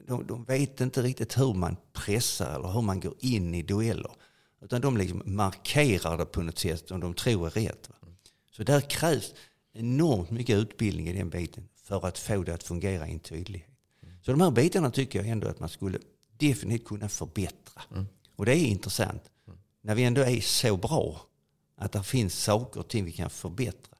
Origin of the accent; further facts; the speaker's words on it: Sweden; also born or lived in Italy; Från när jag föddes på Roskildevägen över Italien med mor och far och uppväxten på Roskildevägen